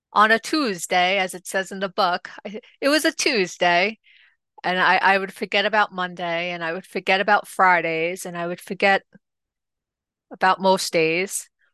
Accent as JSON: {"language": "English", "town": "New York City", "region": "New York", "country": "United States", "tie": "born or raised there", "also_born_or_lived": "Staten Island", "said": "originally, I am from Rockaway, which is in Queens, New York."}